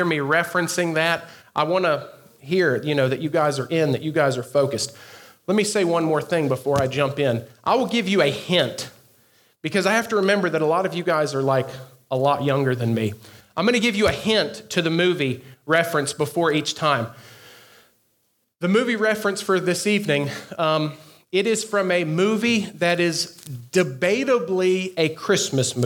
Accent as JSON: {"language": "English", "region": "the South", "country": "United States", "said": "I am from the South"}